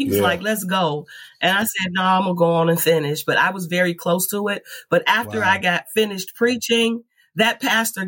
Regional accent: California, United States; I grew up on Warren, California

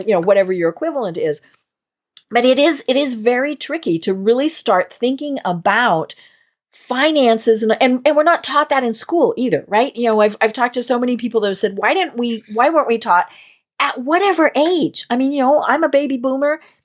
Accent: Colorado, United States; born or raised there

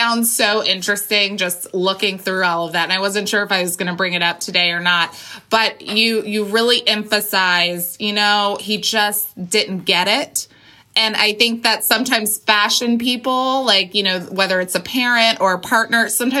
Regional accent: Colton, California, United States; I grew up in Colton, California. Southern California.

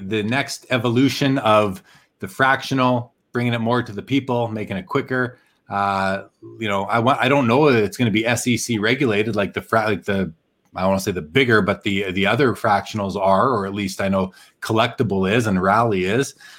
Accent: Winnipeg, Manitoba, Canada; moved away; I'm from Winnipeg originally

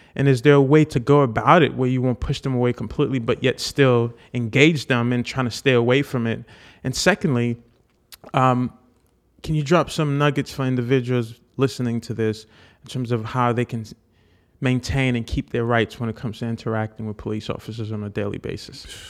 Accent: Haiti; moved away; I was born in Haiti.

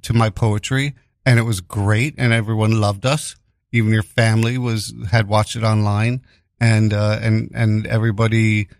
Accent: New York City, New York, United States; I grew up in Greenwich Village, very liberal, and you know, Stonewall was literally just, was walking distance from my home, the Stonewall Bar. But at the same time, my neighborhood, my block, being Italians.

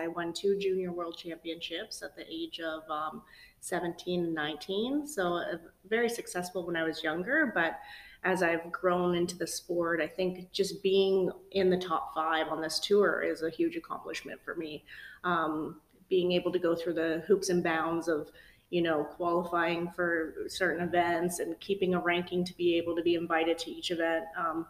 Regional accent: Guelph, Ontario, Canada; I am born and raised in Guelph, Ontario.

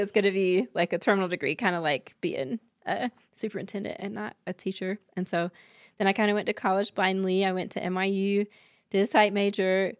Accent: North Carolina, United States; now in Utah, United States; I grew up in North Carolina

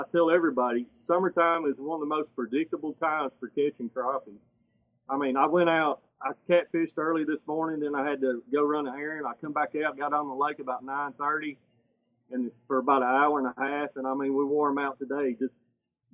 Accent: Tennessee, United States; moved away as an adult; now in Kentucky, United States; I'm from Tennessee

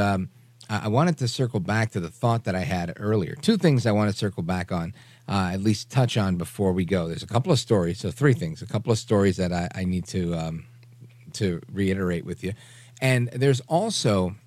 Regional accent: New York, United States; I'm from New York

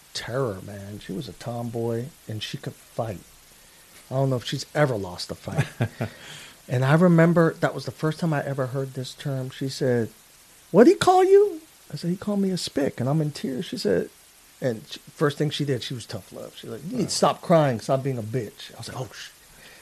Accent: New York City, New York, United States; growing up in Queens, New York

